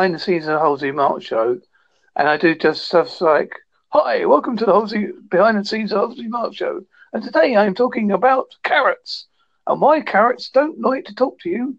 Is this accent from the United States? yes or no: no; United Kingdom; because I'm British